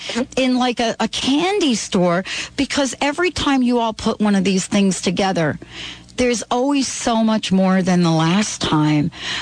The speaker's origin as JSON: {"language": "English", "region": "East Coast", "country": "United States", "tie": "born or raised there", "moved": "yes", "lives_now": "Seattle, United States", "said": "growing up on the East Coast"}